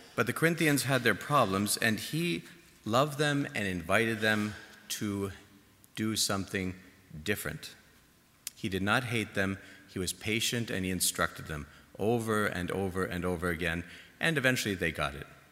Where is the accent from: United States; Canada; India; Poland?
Canada; Toronto, Ontario; moved away; my home in Toronto